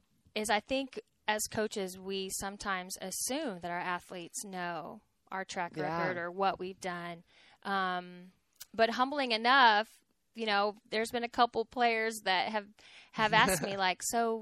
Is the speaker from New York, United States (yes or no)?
no; Texas, United States; growing up in Texas, being a family person, I really wanted to stay in the state of Texas.